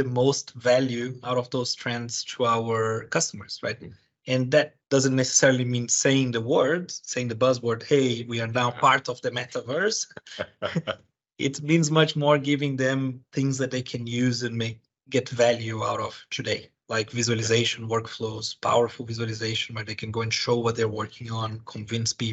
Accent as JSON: {"language": "English", "country": "Brazil", "tie": "born or raised there", "moved": "as an adult", "lives_now": "United Kingdom", "said": "I was born and raised in Brazil. I have been living in the UK for 15 years."}